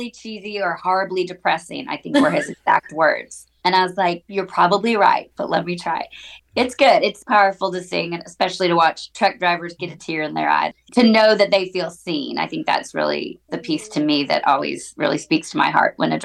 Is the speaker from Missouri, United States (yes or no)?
no; Texas, United States; moved away as an adult; also born or lived in Oklahoma / Los Angeles; I'm from Texas by way of Oklahoma, and grew up singing in, I always say, hashtag balance at church and in country bars, which is what you do when you grew up in Texas.